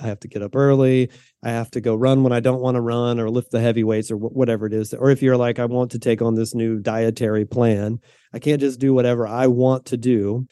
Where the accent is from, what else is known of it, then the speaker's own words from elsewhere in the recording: the South, United States; moved away as an adult; now in Pacific Northwest, United States; I was raised in the South in a kind of conservative, what I would describe as a fundamentalist